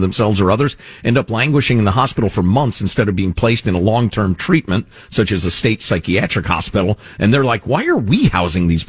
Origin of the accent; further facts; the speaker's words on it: Chicago, Illinois, United States; I grew up in Chicagoland, right outside the city